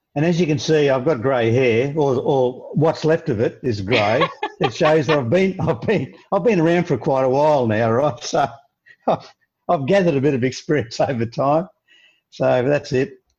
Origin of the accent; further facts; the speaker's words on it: Australia; being an Australian